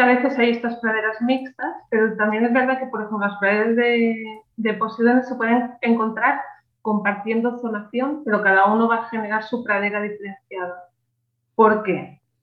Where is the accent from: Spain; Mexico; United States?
Spain; Catalonia; also born or lived in Alicante; yo nací en Alicante pero desde ah, muy pequeña, muy pequeña me fui a Cataluña